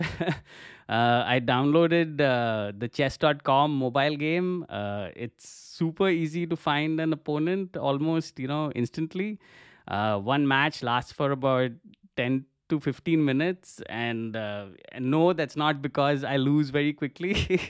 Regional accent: India; moved away as an adult; now in Cologne, Germany; I'm originally from India and have been living in Cologne in Germany for about the past five years

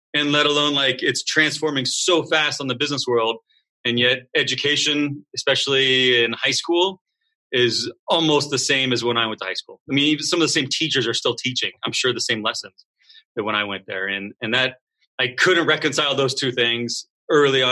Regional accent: Southern California, United States; moved away as an adult; I'm from Southern California

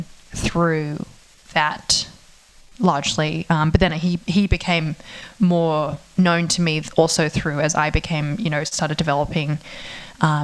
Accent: Australia; moved away; I'm not American, and I feel like that I'm Australian

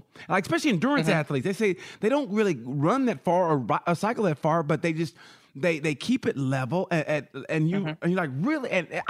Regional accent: Oklahoma, United States; moved away; I grew up in Oklahoma originally. So when I went to school at the University of Oklahoma, sooner born, sooner bred, when I die, sooner dead.

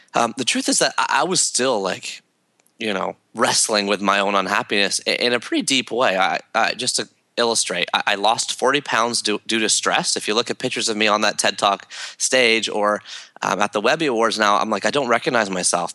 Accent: Toronto, Ontario, Canada; growing up in Toronto and Canada

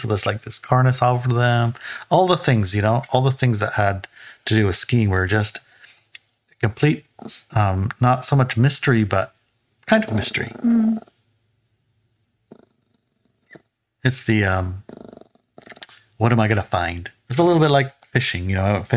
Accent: Juneau, Alaska, United States; I grew up in Alaska. In Alaska, we had the town I lived in, Juneau, we had a ski resort

